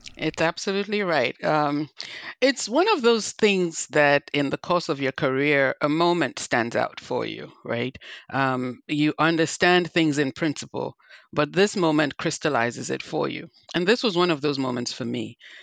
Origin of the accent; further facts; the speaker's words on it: Nigeria; also born or lived in New Jersey; now in United States; I'm originally from Nigeria, not Liberia, but as you can hear, I have my own accent.